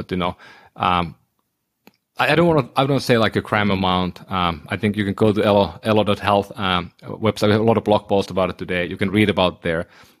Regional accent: northern Finland, Finland; so I'm from Northern Finland, my ancestry is certain type

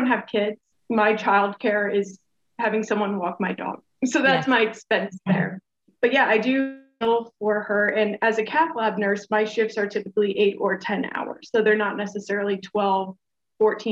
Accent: St. Louis, Missouri, United States; moved away as an adult; I'm originally from St. Louis, but I haven't lived there because I've been traveling

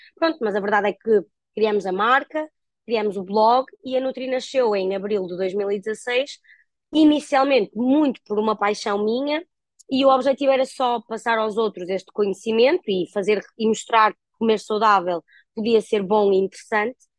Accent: Guimarães, Norte, Portugal; also born or lived in Porto; aos 18 anos eu mudei-me, eu sou natural de Guimarães, uh, fui viver para o Porto

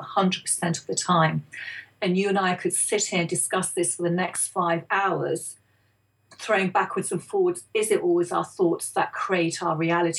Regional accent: England, United Kingdom; also born or lived in India; my parents came over from India in the early 60s to settle in England to make a better life for themselves and for their children

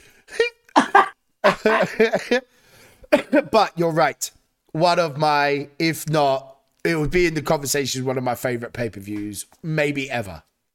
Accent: United Kingdom; as a Brit

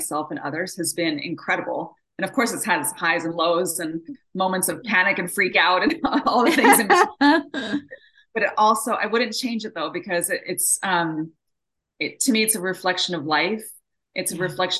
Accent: Japan; moved away; I was born and raised over in Japan, and I'm half Japanese, half American. And so I was born and raised in a bicultural home.

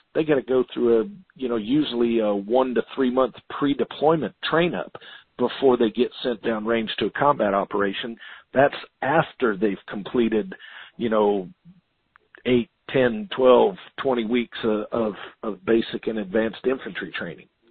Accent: Florida, United States; Florida, my home state.

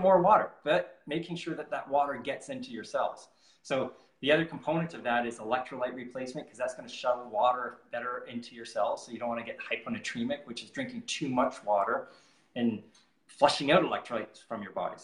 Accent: Canada; I'm from Canada

